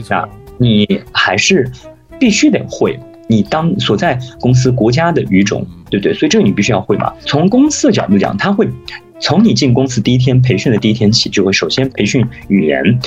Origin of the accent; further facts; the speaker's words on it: China; moved away; 我们中国人